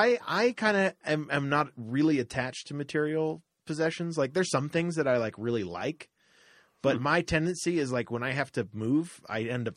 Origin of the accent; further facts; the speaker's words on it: Florida, United States; moved away; I lived 15 years in our house, our third house in Florida. We moved around a lot in Florida.